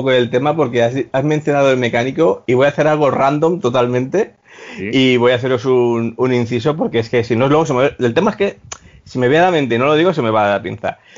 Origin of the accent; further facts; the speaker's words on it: Valencia, Valencian Community, Spain; Hola chicos, nada, pues … eh, soy de Valencia